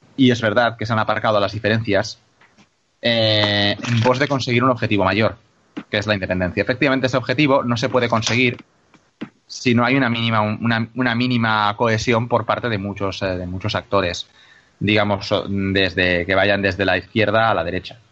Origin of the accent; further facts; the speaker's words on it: Catalonia, Spain; yo soy educado en el sistema catalán